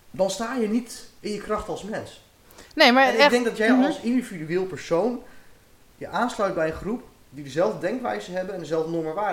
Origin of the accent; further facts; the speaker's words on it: Ermelo, Gelderland, Netherlands; Eh, nou, nou, we komen uit Ermelo en eh, nou, we komen hier wonen, we zijn ergens op zoek.